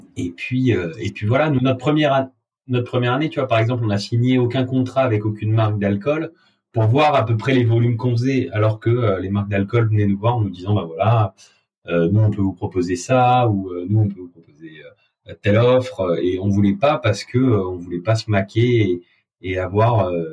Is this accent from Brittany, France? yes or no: no; Avignon, Provence-Alpes-Côte d'Azur, France; moved away as an adult; now in Paris, France; Je viens d'Avignon, j'ai fait toutes mes études à Avignon, ma famille est basée à Avignon